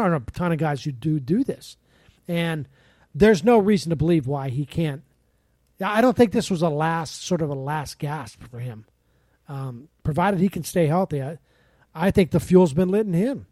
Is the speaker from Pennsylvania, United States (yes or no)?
yes; Pittsburgh, Pennsylvania, United States; moved away; growing up in Pittsburgh